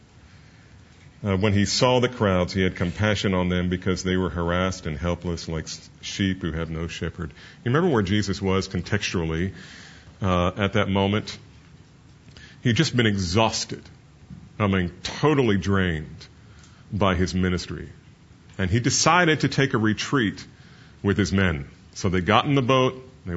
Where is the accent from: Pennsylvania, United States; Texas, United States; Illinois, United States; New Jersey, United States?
New Jersey, United States; I'm from New Jersey.